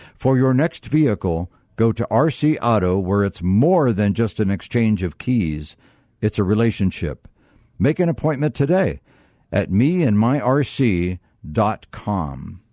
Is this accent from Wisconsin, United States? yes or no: no; Northeast Ohio, United States; I was brought up in North, Northeast Ohio